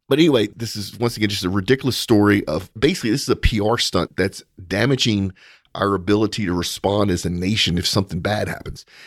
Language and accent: English; United States; as an American